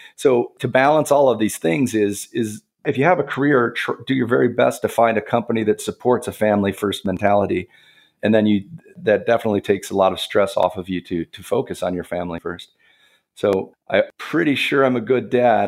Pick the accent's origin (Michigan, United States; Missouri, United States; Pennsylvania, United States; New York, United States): Michigan, United States; Lansing; in my hometown, Lansing, Michigan